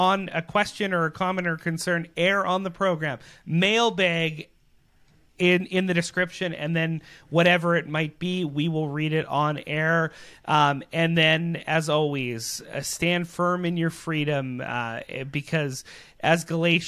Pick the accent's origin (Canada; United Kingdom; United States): Canada; as Canadian citizens